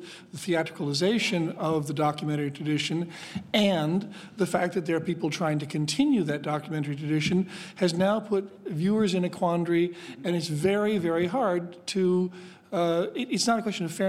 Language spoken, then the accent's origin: English; Midwest, United States; moved away; I'm from the Midwest